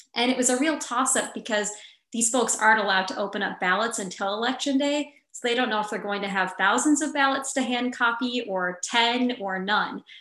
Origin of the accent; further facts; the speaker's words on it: Wausau, Wisconsin, United States; my hometown, which was really great, Wausau, Wisconsin